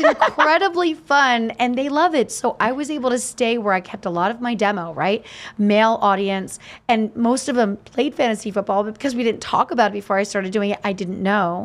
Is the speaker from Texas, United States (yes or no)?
no; Easton, Pennsylvania, United States; growing up in Easton, Larry Holmes was so celebrated